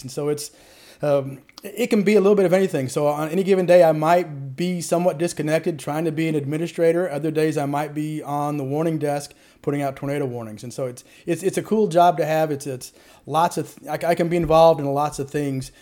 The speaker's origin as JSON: {"language": "English", "town": "Murphysboro", "region": "Illinois", "country": "United States", "tie": "born or raised there", "also_born_or_lived": "St. Louis area", "said": "I'm from Murfreesboro, Illinois"}